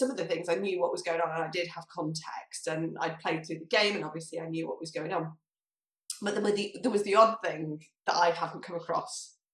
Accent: Manchester, North West England, United Kingdom; accent: slightly northern; moved away; so I'm from from Manchester originally, so mm. I'm naturally slightly northern

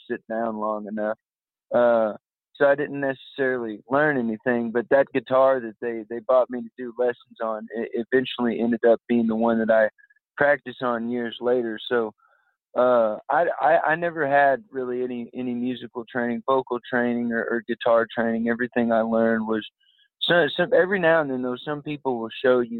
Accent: San Antonio, Texas, United States; moved away; I'm from San Antonio, Texas originally

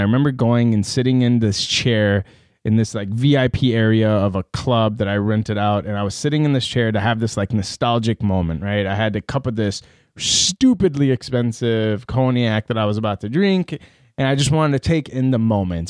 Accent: Iran; born there; moved away; So I don't want to get too crazy into it, but so I was born in the Islamic Republic of Iran. No terroristic affiliations to this day.

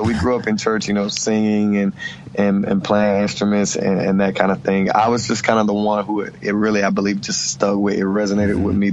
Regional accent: Hickory, North Carolina, United States; I grew up in Hickory, North Carolina, and I'm from a blended family of 12 children

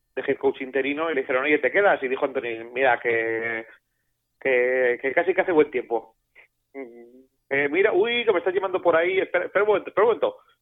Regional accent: Basque Country, Spain; yo soy vasco

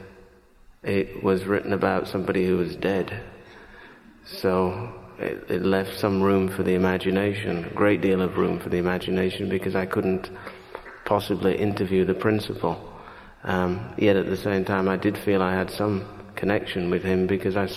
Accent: Leeds, Yorkshire and the Humber, United Kingdom; moved away as an adult; also born or lived in St. Kitts; now in New York, United States; My life growing up in Britain seemed to me to be... or rather seems to me, the longer I live in the United States

